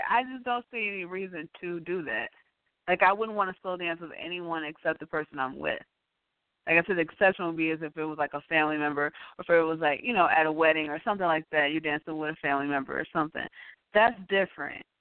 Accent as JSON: {"language": "English", "town": "Chicago", "region": "Illinois", "country": "United States", "said": "I'm from Chicago, out, yes."}